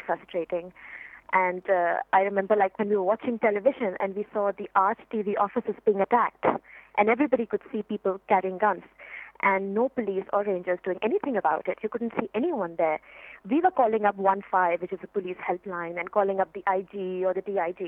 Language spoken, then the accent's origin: English; Pakistan; as a Pakistani